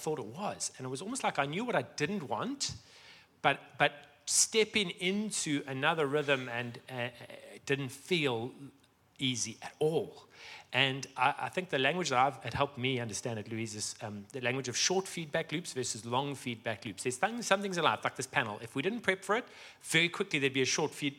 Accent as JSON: {"language": "English", "town": "Johannesburg", "region": "Gauteng", "country": "South Africa", "tie": "born or raised there", "moved": "yes", "said": "I was born in Sandton"}